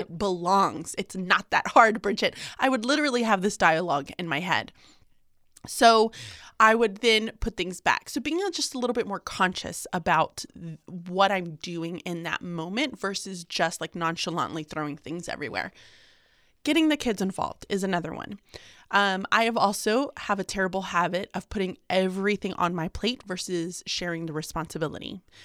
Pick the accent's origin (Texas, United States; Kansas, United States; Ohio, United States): Texas, United States; Houston; moved away as an adult; also born or lived in Birmingham, Alabama; I was born and raised in Houston